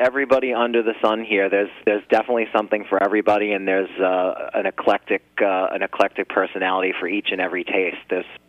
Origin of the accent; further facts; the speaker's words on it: New Jersey, United States; I'm here based on the East Coast, so we're all originally from New Jersey